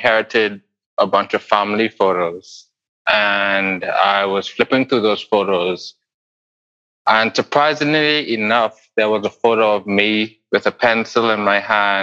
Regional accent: Bahamas; I grew up in the Bahamas

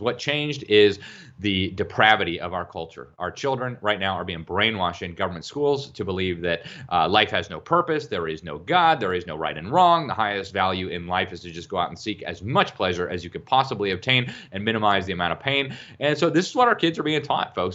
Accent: Mexico; moved away; I grew up in Mexico. I lived in Mexico longer than any other place in the world.

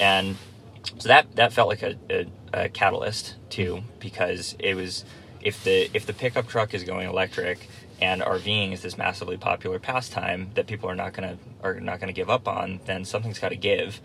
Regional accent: Nantucket, Massachusetts, United States; I grew up on Nantucket Island

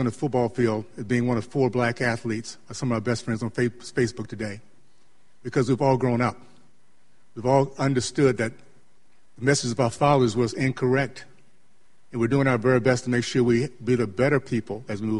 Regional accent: Tallahassee, Florida, United States; also born or lived in Miami; I grew up in Tallahassee, Florida

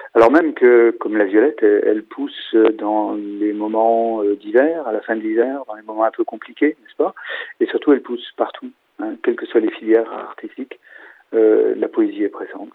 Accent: Angers, Pays de la Loire, France; chez nous à Angers

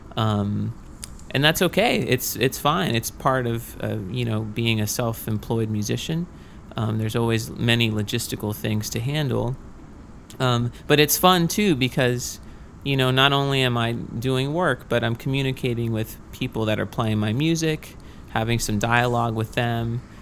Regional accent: Victoria, Texas, United States; moved away as an adult; also born or lived in Rochester; I'm from Victoria, Texas, which is a town kind of close

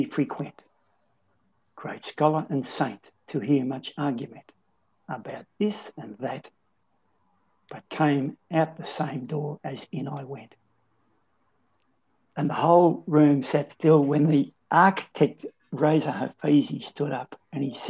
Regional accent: Bendigo, Victoria, Australia; I'm from Kangaroo Flat, which is part of Bendigo.

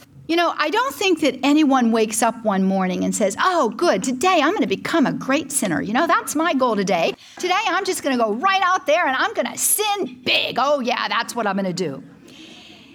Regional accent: Pittsburgh, Pennsylvania, United States; I was born and raised in Pittsburgh, Pennsylvania

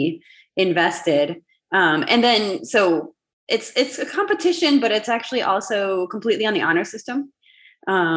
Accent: Wisconsin, United States; moved away as an adult; now in Mission, Texas, United States; I grew up in Wisconsin.

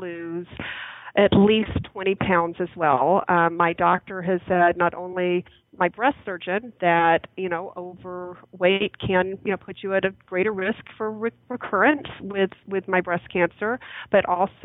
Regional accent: Birmingham, Alabama, United States; moved away; I grew up in Birmingham, Alabama

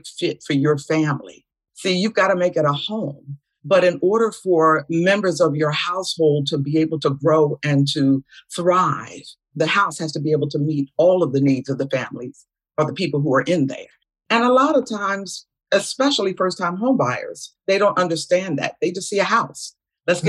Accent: Philadelphia, Pennsylvania, United States; from Philadelphia, Pennsylvania, the city of brotherly love

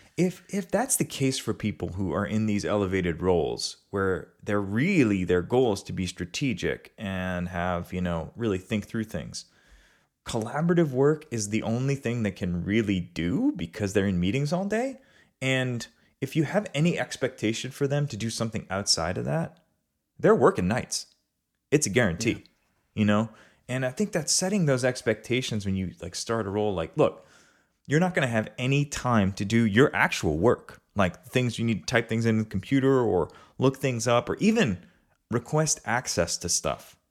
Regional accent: River Ridge, Louisiana, United States; I grew up in River Ridge, Louisiana

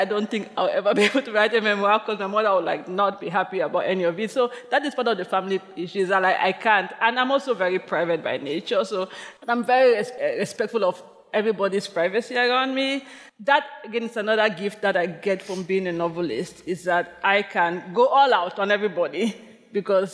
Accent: Limbe, Southwest Region, Cameroon; moved away as an adult; now in New York City, United States; my hometown of Limbe

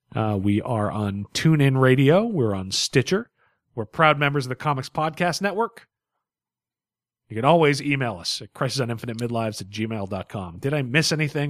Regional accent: United States; I'm an American

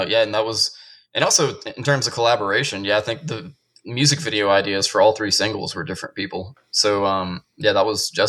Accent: the South, United States; because we're from the South

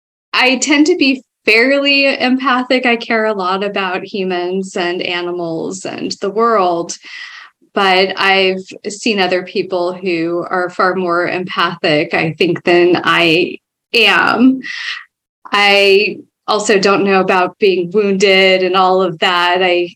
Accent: Foster City, California, United States; I grew up in the Bay Area a little bit further south from where I live now in a town called Foster City. Back then, it was a small town and just fairly recently built. It was built on landfill, of all things

